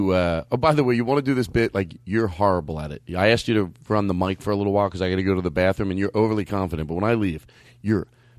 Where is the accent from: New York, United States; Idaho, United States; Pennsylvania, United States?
Pennsylvania, United States; Philadelphia; now in California, United States; I grew up in Philadelphia, and, there were Wawas there, and I always liked the Wawas.